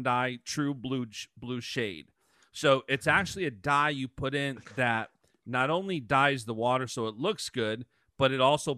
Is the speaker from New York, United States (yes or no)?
yes; Thousand Islands, New York, United States; I grew up fishing in the Thousand Islands, which was a big fishing region around here